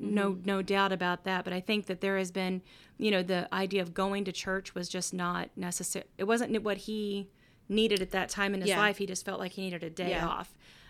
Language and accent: English; Kansas City, Missouri, United States; I'm from Kansas City. So if you know, then you know.